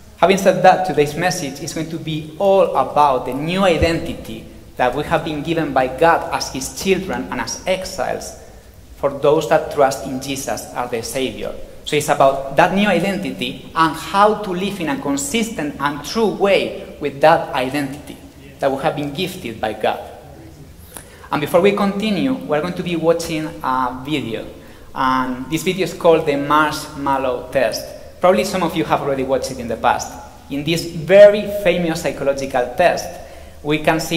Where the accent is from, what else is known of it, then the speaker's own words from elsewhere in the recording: Spain; moved away; I am from Spain